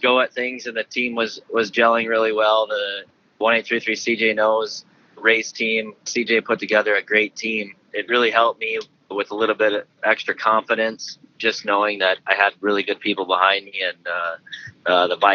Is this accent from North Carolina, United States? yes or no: no; Minnesota, United States